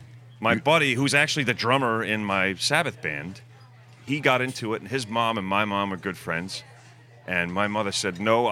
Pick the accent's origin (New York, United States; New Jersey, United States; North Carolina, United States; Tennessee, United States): New Jersey, United States; I'm not from Jersey, but that's basically where I grew up.